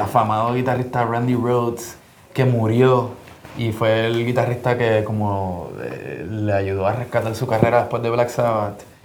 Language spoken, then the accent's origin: Spanish; Puerto Rico; yo soy de Puerto Rico